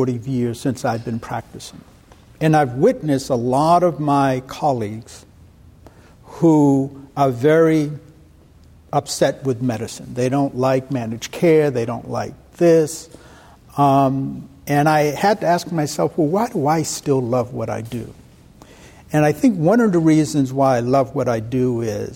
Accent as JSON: {"language": "English", "town": "Boston", "region": "Massachusetts", "country": "United States", "tie": "born or raised there", "moved": "as an adult", "said": "I was born and raised in Roxbury, Massachusetts. It's part of Boston."}